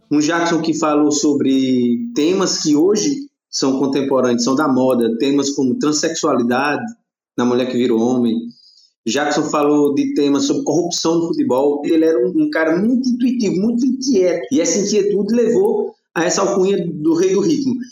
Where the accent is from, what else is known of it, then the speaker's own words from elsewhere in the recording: Campina Grande, Paraíba, Brazil; Eu sou natural de Campina Grande, Paraíba.